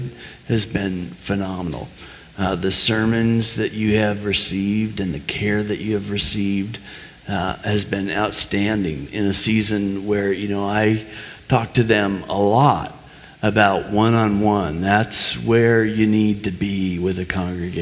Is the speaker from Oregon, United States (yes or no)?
yes; Oregon, United States; moved away as an adult; also born or lived in Boston / Philadelphia / South Florida / Texas; now in Paoli, United States; I grew up in Oregon